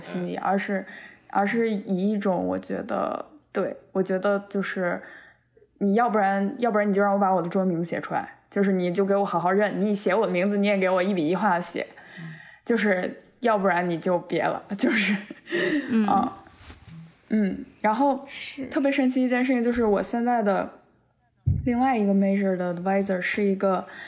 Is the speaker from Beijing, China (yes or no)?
yes; Beijing, China; moved away as an adult; now in United States; 作为一个，一个纯纯地在北京土生土长长大的孩子